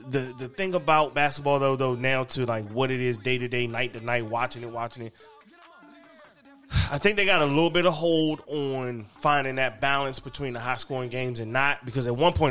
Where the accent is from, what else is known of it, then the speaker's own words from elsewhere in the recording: Maryland, United States; You know, me, nigga, I'm … from Maryland.